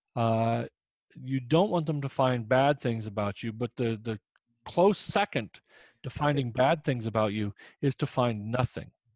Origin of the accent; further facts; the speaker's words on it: Indiana, United States; moved away; I'm from Indiana originally